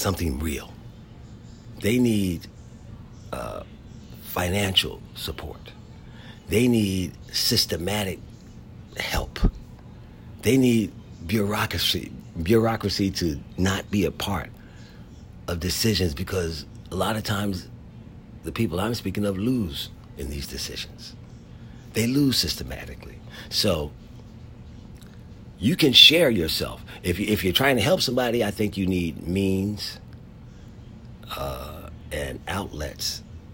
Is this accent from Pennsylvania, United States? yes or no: yes; Philadelphia, Pennsylvania, United States; moved away as an adult; also born or lived in North Carolina / San Diego; There was a guy growing up in Philadelphia named Douglas Eccles, who worked at the store I worked at from the time I was 11 till I went to college